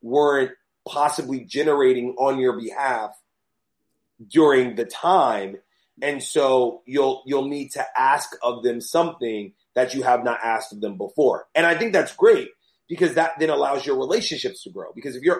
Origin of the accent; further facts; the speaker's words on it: New York, United States; also born or lived in Los Angeles / Atlanta; I was born in New York, left New York to go to school, traveled, came back to New York